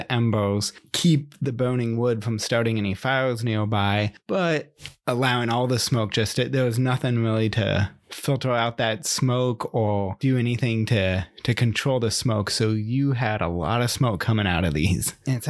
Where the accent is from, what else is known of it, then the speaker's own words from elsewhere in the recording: the Northwest, Pacific Northwest, United States; growing up in the Northwest